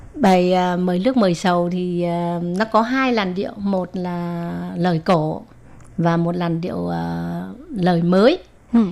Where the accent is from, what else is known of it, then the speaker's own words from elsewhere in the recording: Vietnam; now in Taiwan; mình là người Việt Nam